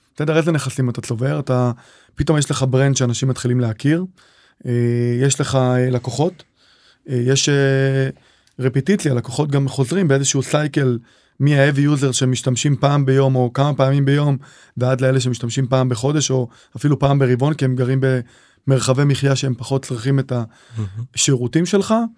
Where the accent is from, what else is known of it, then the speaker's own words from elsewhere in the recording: Kiryat Malakhi, Southern District, Israel; moved away as an adult; now in Kfar Warburg, Israel; גדלתי בקריית מלאכי